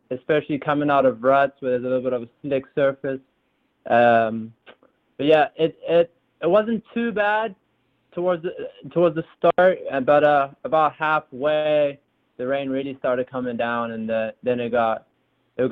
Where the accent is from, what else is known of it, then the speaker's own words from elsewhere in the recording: Zambia; also born or lived in South Africa; now in United States; I was born in South Africa, and then I left South Africa when I was 3 years old to Zambia, and that's where I've pretty much grown up my whole life.